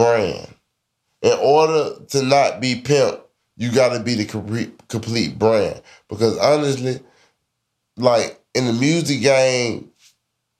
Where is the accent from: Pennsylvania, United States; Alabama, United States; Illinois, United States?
Alabama, United States; Birmingham; I'm from Birmingham, Murderham